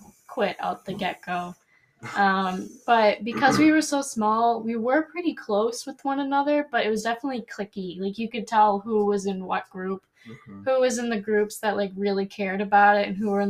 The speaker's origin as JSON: {"language": "English", "town": "Brockton", "region": "Massachusetts", "country": "United States", "said": "I'm from Brockton"}